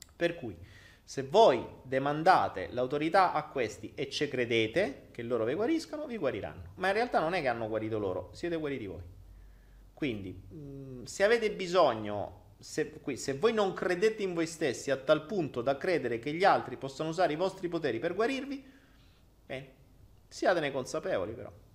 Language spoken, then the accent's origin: Italian; Italy; moved away as an adult; Io me ne sono andato via dall'Italia